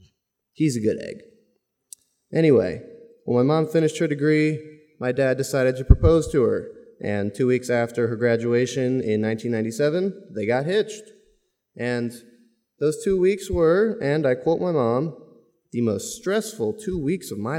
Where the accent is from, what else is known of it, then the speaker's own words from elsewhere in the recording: Omaha, Nebraska, United States; I was born and raised in Omaha, so I grew up coming to this campus